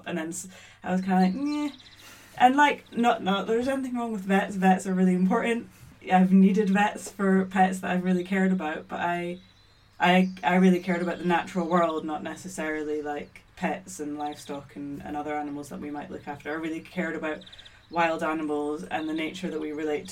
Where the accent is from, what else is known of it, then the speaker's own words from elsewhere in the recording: Scotland, United Kingdom; I was born and brought up in Scotland. I'm half Maltese, half Scottish